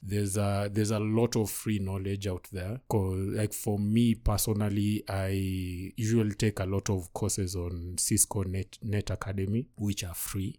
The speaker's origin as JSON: {"language": "English", "town": "Kisumu", "region": "Kisumu County", "country": "Kenya", "said": "I'm from Kisumu."}